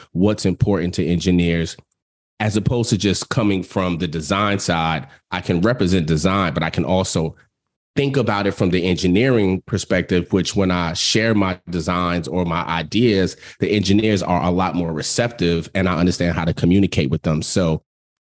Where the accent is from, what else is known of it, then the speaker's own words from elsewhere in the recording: New York City, New York, United States; growing up in New York